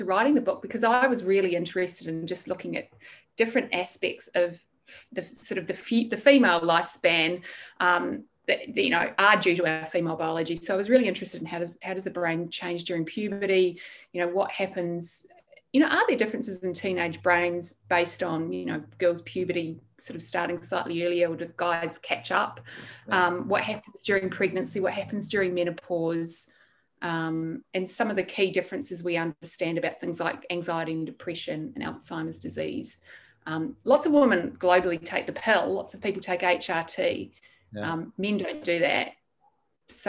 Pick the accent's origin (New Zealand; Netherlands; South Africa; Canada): New Zealand; also born or lived in United Kingdom; now in Australia; I'm a Kiwi. I grew up in New Zealand.